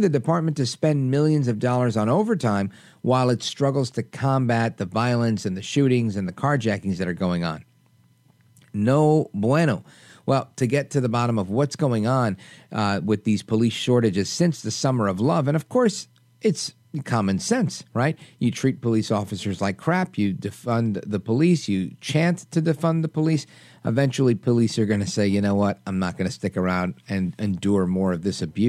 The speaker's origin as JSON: {"language": "English", "town": "New York City", "region": "New York", "country": "United States", "tie": "born or raised there", "moved": "yes", "lives_now": "New Jersey, United States", "said": "I'm a New Yorker. I'm in Jersey now, but I grew up watching New York City be cleaned"}